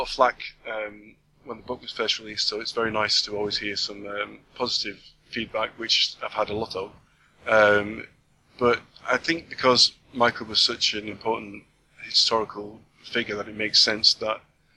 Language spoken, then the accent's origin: English; Wigan, North West England, United Kingdom; now in South West England, United Kingdom; I'm from Wigan originally